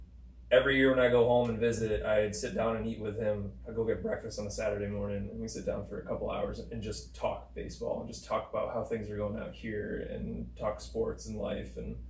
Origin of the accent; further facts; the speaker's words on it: New England, United States; moved away; growing up in New England, not being a Boston fan, but being a Yankee fan